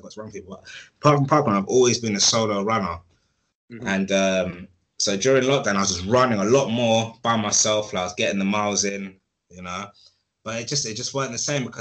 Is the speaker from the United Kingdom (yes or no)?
yes; London, United Kingdom; I am hood from Edmonton. That's where I grew up.